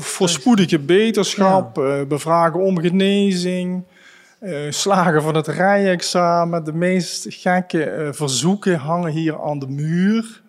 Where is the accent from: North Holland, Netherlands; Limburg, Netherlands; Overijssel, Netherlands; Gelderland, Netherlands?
Limburg, Netherlands; Grevenbicht; Grevenbicht, waar ik geboren ben